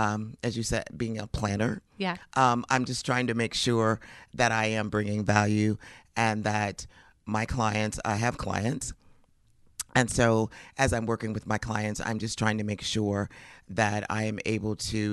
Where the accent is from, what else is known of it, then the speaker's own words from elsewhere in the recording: Phoenix, Arizona, United States; moved away as an adult; now in Kansas City, United States; No, I'm from Phoenix, Arizona.